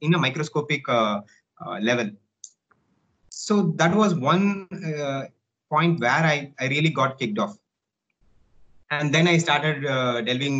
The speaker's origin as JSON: {"language": "English", "country": "India", "also_born_or_lived": "Helsinki, Finland", "said": "I'm from India."}